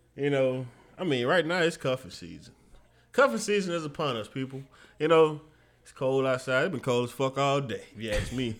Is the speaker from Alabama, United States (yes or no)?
yes; Mobile, Alabama, United States; my hometown, Mobile